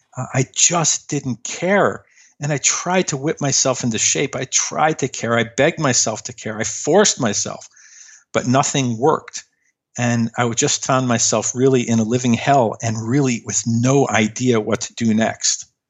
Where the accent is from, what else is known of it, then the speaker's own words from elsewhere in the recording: Chicago, Illinois, United States; I grew up in Chicago